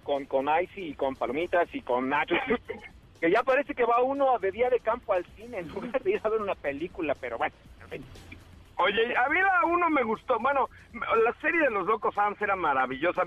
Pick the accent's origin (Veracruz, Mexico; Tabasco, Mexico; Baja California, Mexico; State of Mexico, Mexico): Veracruz, Mexico; now in Mexico City, Mexico; mi tierra natal, Veracruz, bello estado que me vio nacer